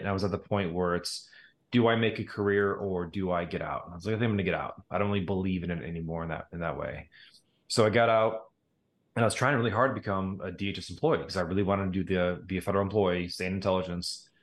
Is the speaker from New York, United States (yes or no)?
no; Crete, Illinois, United States; also born or lived in Hazel Crest, Illinois / Joliet, Illinois; So I was born in Hazelcrest, grew up in a little small town called Crete, Illinois